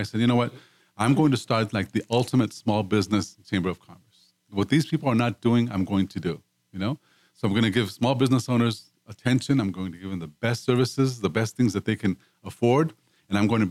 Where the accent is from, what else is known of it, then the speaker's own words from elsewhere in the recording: Mexico; moved away as an adult; now in Houston, United States; I came from Mexico, and part of the reason why I wanted to live in the States